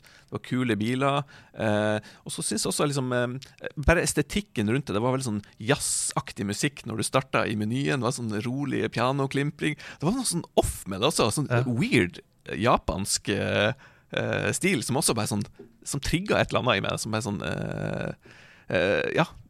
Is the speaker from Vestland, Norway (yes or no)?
no; Hamarøy, Nordland, Norway; hjemme på Hamarøy